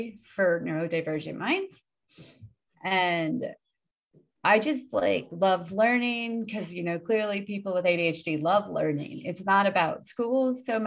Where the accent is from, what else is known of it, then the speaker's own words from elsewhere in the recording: Oakland, California, United States; now in Japan; I'm originally from Oakland, California.